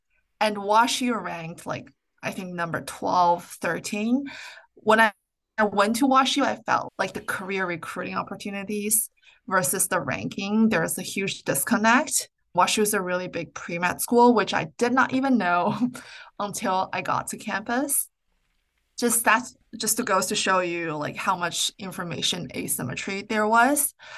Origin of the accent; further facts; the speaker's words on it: Vancouver, British Columbia, Canada; Like when I was growing up in Vancouver, there were a lot of people, a lot of rich people in Canada, in Vancouver specifically.